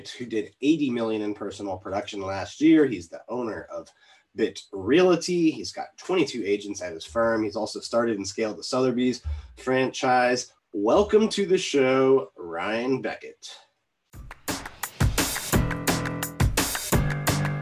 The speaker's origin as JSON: {"language": "English", "town": "Boca Raton", "region": "Florida", "country": "United States", "said": "I'm from Boca"}